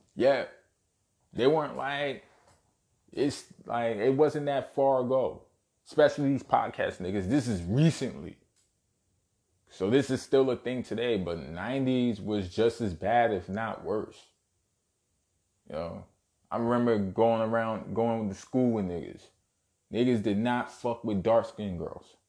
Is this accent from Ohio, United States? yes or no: no; New York City, New York, United States; Born and raised in Brooklyn, New York. Shout out Bushwick. Shout out Canarsie